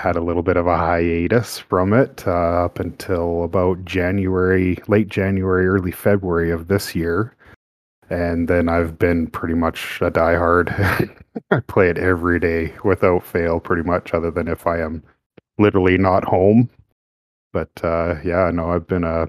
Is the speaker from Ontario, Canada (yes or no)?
no; Alberta, Canada; I'm from Alberta, Canada